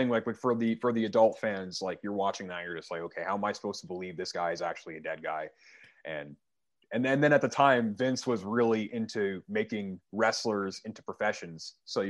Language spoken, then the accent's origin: English; Canada; I am Canadian. I'm from